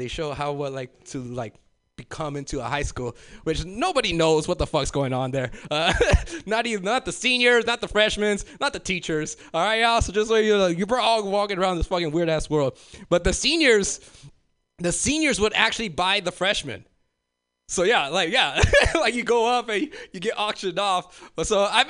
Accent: Los Angeles, California, United States; growing up in South Central.

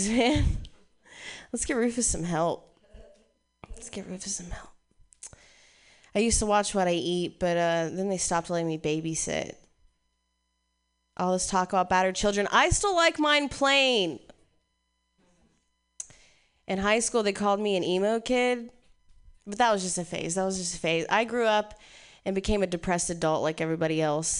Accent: Ohio, United States; moved away; I'm from Ohio. Yeah, growing up in the Midwest was interesting

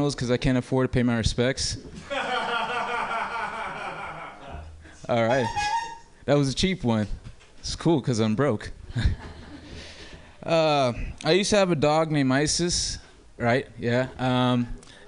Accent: Oakland, California, United States; I'm from Oakland originally

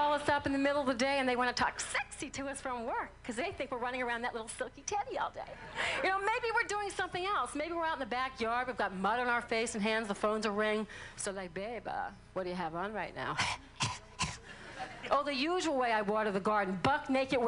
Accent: New Orleans, Louisiana, United States; I am from New Orleans

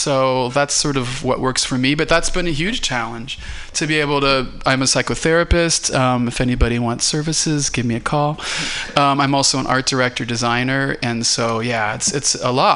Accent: Cincinnati, Ohio, United States; I'm from Cincinnati, Ohio.

